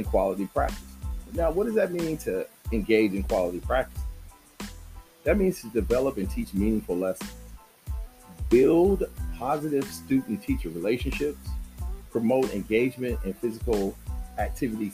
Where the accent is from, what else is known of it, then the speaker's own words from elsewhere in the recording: Southern California, United States; I'm from Southern California